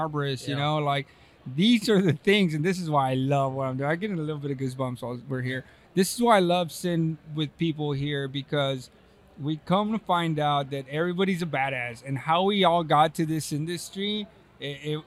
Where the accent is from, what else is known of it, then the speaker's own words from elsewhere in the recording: Texas, United States; accent: Hispanic; now in California, United States; I'm from Texas.